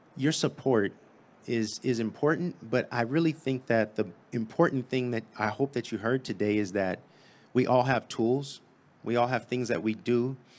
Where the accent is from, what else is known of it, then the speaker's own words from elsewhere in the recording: San Diego, California, United States; I'm from Southeast San Diego. It's about eight miles that way. And, uh, grew up there